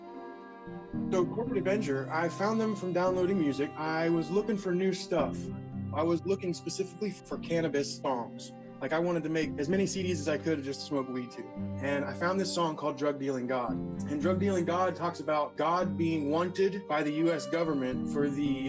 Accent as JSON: {"language": "English", "town": "Tampa", "region": "Florida", "country": "United States", "tie": "born or raised there", "also_born_or_lived": "Steubenville, Ohio", "said": "I was raised by a single mother here in Tampa, Florida, basically. That's where I reside now"}